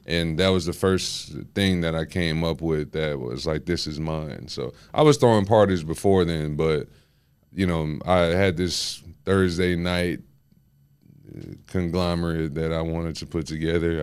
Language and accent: English; Houston, Texas, United States; also born or lived in West Palm Beach, Florida / Guyana (parents); I've been here my whole life